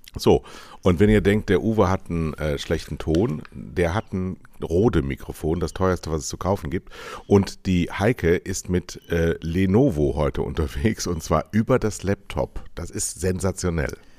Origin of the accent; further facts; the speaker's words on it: Westerwald, Rhineland-Palatinate, Germany; Ich bin ja im Westerwald groß geworden